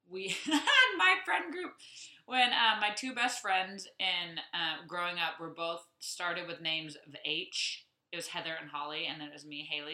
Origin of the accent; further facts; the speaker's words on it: Saudi Arabia; I grew up in Saudi Arabia.